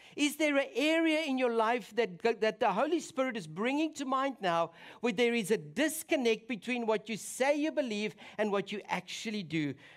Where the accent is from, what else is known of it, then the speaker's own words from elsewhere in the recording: South Africa; moved away; my home country